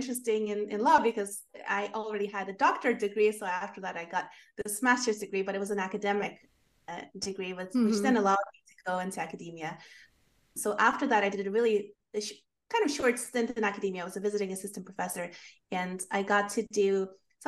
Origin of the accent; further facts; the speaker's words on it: Sweden; moved away as an adult; also born or lived in London, United Kingdom / Dublin, Ireland; now in United States; I grew up in Sweden and ended up going to college in London and then living in Dublin, Ireland for a while